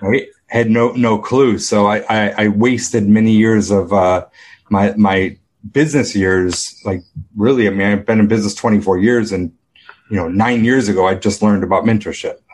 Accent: Rochester, New York, United States; I grew up in Rochester, New York

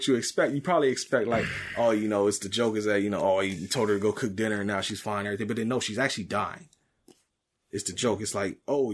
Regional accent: United States; I am American

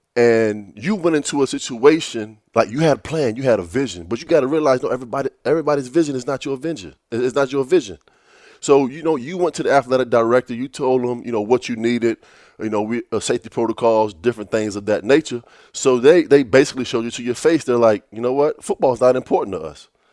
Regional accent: Virginia Beach, Virginia, United States; growing up in Virginia Beach

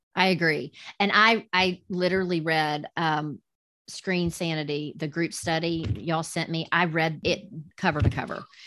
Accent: the South, United States; accent: southern; with my southern accent

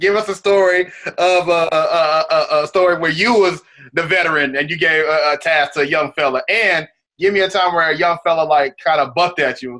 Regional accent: Dallas, Texas, United States; also born or lived in Arlington, Texas; me growing up in Dallas and in Arlington. I was a huge Rockets fan because I'm Nigerian

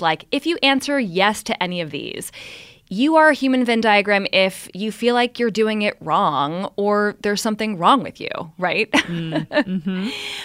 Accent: San Francisco, California, United States; moved away; I'm from San Francisco

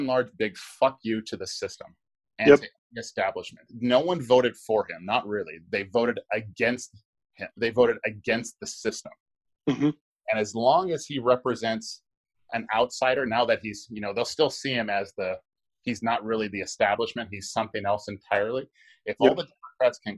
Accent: Hawaii, United States; I'm from Hawaii

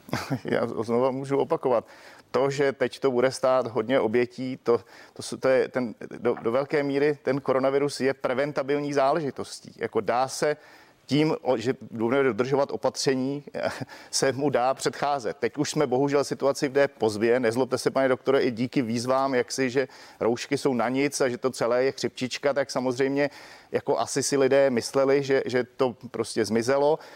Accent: Czechia

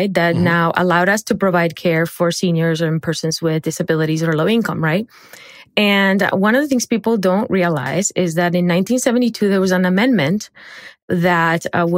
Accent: Barranquilla, Atlántico, Colombia; moved away; I grew up in Barranquilla, Colombia

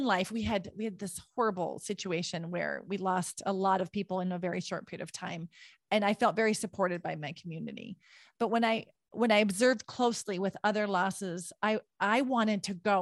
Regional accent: Williston, North Dakota, United States; the community I grew up in Williston, North Dakota.

